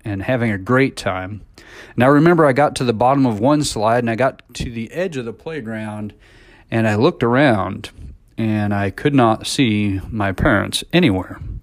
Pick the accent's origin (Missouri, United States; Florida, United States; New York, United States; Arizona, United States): Missouri, United States; now in College Station, United States; I was a kid growing up in Missouri